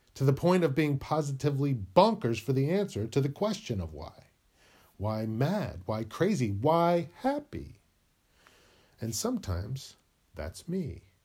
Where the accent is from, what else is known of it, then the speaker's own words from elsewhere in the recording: New England, United States; moved away as an adult; now in California, United States; I was born in New England, and I moved to California when I was twenty-three